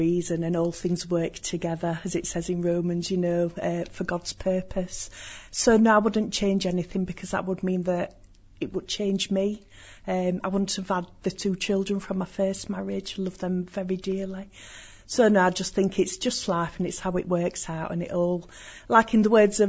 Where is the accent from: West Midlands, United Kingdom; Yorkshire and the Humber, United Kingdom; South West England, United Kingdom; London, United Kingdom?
Yorkshire and the Humber, United Kingdom; Well, being a Yorkshire lass, you know, I think we're just very welcoming.